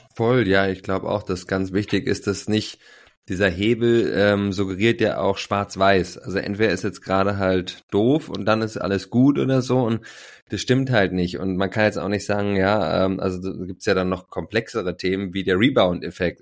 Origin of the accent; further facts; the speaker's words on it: Berlin, Germany; Ich bin Berliner, seit 40 Jahren am Start, liebe unsere, meine Mutterstadt und bin hier ja ähm, mit sehr viel Liebe und ähm, ja auch mit ja, glaube ich, einem geborgenen Haushalt groß geworden